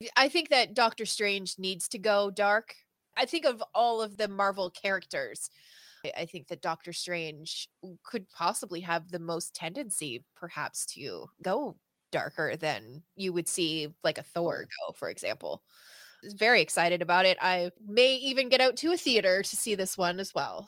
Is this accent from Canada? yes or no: yes; the Maritimes, Canada; from the Maritimes uh, in Canada, which is like the East Coast, so Nova Scotia, New Brunswick, Prince Edward Island.